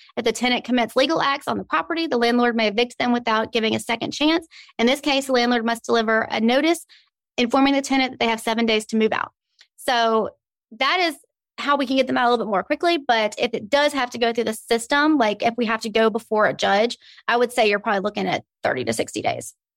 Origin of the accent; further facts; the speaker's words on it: Birmingham, Alabama, United States; I am born and raised a native of Birmingham. I love it here.